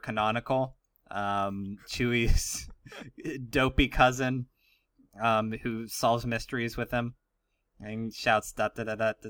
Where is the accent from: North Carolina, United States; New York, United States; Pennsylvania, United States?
Pennsylvania, United States; Ligonier; born or raised there